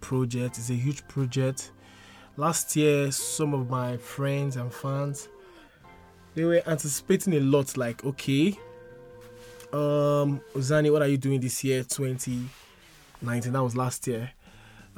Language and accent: English; Akwa Ibom, Nigeria; I'm from Akwa Ibom State